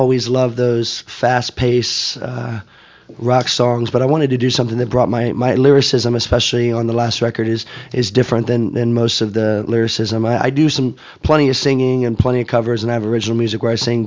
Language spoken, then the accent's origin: English; Bloomington, Indiana, United States; also born or lived in West coast of Florida; now in Miami, United States; I grew up in Indiana